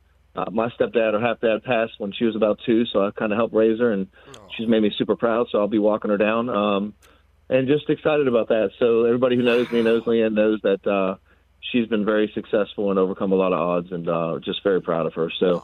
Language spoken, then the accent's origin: English; Boston, Massachusetts, United States; I grew up in Boston watching Bird and Parrish and all them play